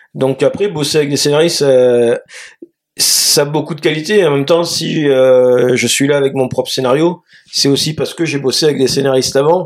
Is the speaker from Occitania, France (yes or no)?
no; Marseille, Provence-Alpes-Côte d'Azur, France; je vis, je viens de Marseille